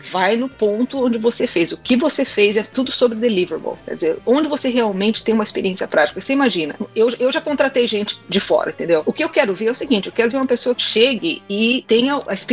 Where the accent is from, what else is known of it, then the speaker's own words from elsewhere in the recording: Brazil; mas ó, desculpa, sabe? Eu sou do Brasil.